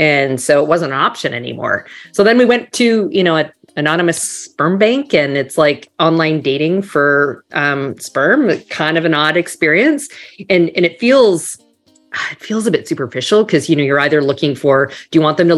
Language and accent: English; Canada; moved away as an adult; also born or lived in Toronto / New York; now in Miami, United States; So you might hear a tiny bit of an accent. I'm actually originally from Canada.